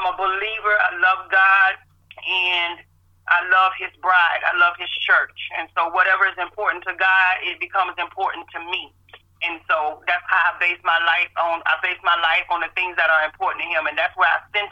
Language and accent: English; Tallahassee, Florida, United States; I'm born and raised in Tallahassee.